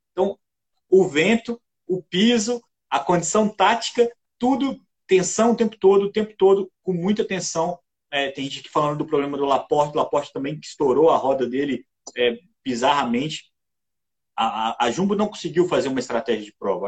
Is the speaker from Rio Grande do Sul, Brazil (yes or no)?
no; Juiz de Fora, Minas Gerais, Brazil; a minha cidade natal, lembrava Juiz de Fora